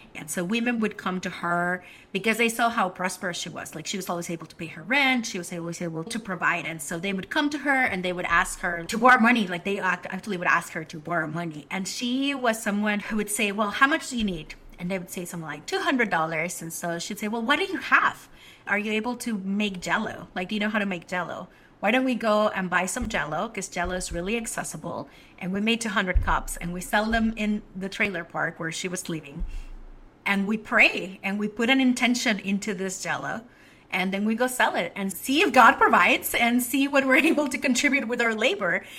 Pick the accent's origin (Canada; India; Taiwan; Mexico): Mexico; Mexico City; now in Washington, D.C., United States; I was born in the land of the Mexica, Tenochtitlan, Mexico City. Grew up there